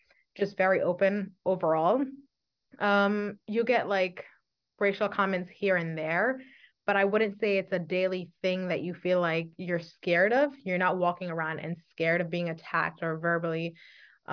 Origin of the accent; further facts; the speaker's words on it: New York City, New York, United States; I am an ENL teacher born and raised in Brooklyn, New York